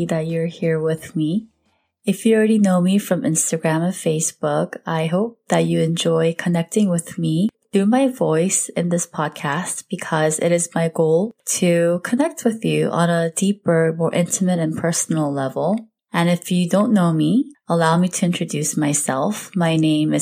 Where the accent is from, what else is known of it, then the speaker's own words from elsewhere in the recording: Southern California, United States; also born or lived in South Korea; I currently reside in Southern California. I was born in South Korea. I came here as a young kid, and ever since then, I've lived in different parts of SoCal